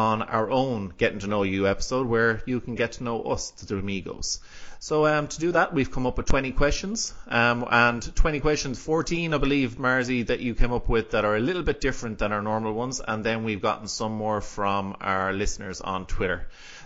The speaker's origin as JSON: {"language": "English", "area": "Galway", "region": "Connacht", "country": "Ireland", "also_born_or_lived": "Athenry", "said": "I live in Athenry, so I'm from Galway in Ireland, so on the west coast of Ireland"}